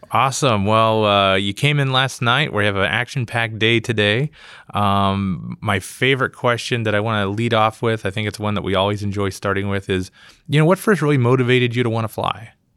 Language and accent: English; Pittsburgh, Pennsylvania, United States; I'm from Pittsburgh